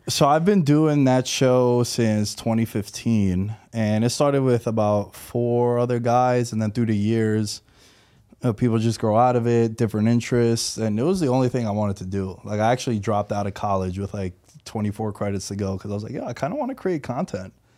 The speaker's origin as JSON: {"language": "English", "town": "New York City", "region": "New York", "country": "United States", "tie": "born or raised there", "moved": "as an adult", "lives_now": "Las Vegas, United States", "said": "born and raised New Yorker. I'm from Queens. Uh, I just moved out to Vegas in September"}